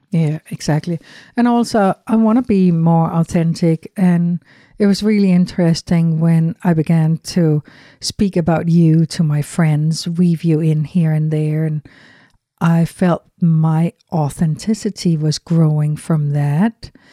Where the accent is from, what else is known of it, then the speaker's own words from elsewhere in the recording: Denmark; English is a second language; moved away as an adult; growing up in Europe